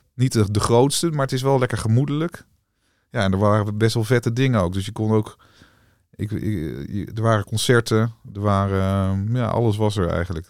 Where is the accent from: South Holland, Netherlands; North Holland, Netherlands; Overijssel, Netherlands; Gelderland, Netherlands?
Gelderland, Netherlands; Wageningen; also born or lived in Rhenen; ik ben geboren in Renen, eh, bij de Greppenberg, daar in de buurt. Ja. En eh, uiteindelijk eh, verder opgegroeid in Wageningen